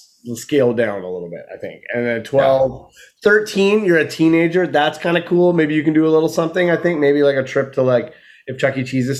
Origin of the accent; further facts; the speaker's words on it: Victoria, British Columbia, Canada; moved away; I've never headlined in my hometown